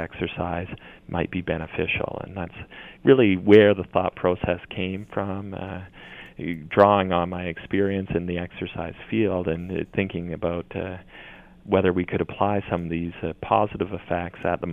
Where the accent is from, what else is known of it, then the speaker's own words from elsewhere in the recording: Brantford, Ontario, Canada; as a young child growing up in Brantford, Ontario